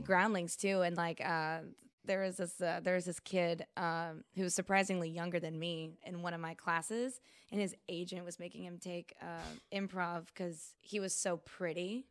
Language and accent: English; United States; I am American